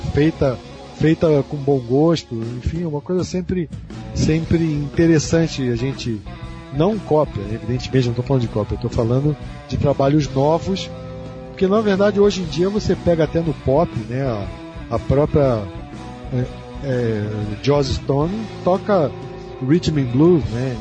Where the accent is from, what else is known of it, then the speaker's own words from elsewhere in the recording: Brazil; eu sou brasileiro, tenho muito orgulho disso